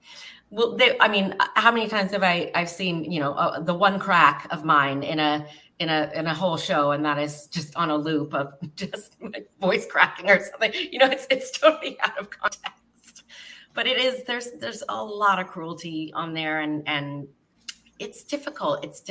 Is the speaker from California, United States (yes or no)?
yes; Fremont, California, United States; Fremont, California, on a cattle ranch.